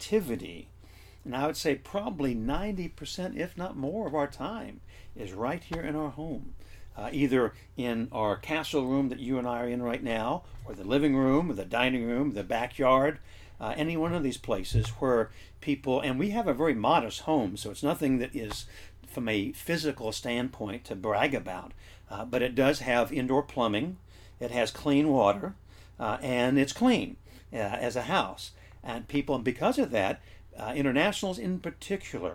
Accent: United States; as American Christians

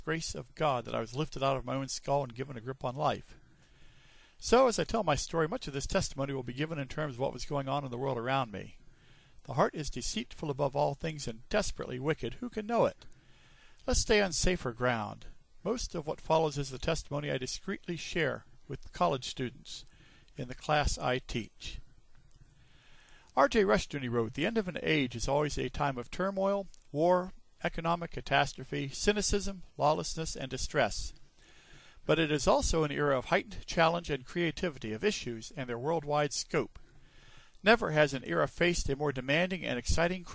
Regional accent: Sewickley, Pennsylvania, United States; I was born in 1951 in Swickley, Pennsylvania

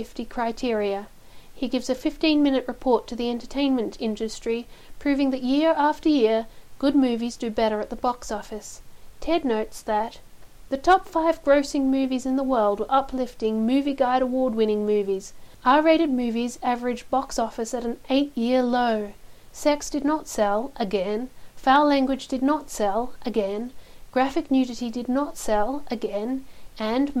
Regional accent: Houston, Texas, United States; also born or lived in Argentina; Growing up in Houston was a wonderful experience

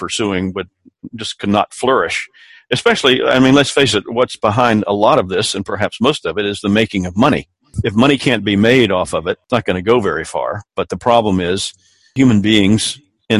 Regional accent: South Carolina, United States; I grew up here in South Carolina

